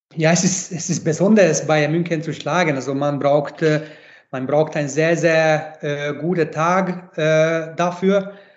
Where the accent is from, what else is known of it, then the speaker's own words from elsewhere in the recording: Hungary; German is a second language; moved away as an adult; now in Graz, Austria; ich bin ungarisch, ich bin ein Ungar, aber ich bin halt auch Grazer in einem